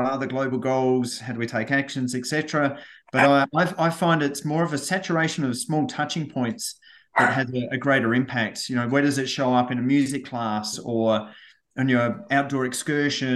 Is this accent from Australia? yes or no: yes; Australia; I was born and raised in Australia.